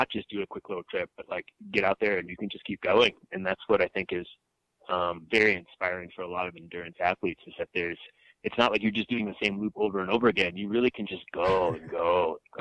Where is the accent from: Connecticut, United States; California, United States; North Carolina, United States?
Connecticut, United States; moved away as an adult; now in Gunnison, United States; I would say I have a fairly normal background growing up in Connecticut